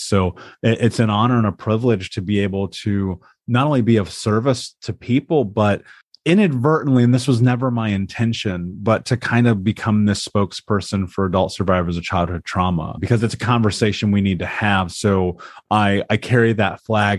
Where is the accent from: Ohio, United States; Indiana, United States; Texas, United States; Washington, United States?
Indiana, United States; Indianapolis; I grew up in America. I grew up in Indianapolis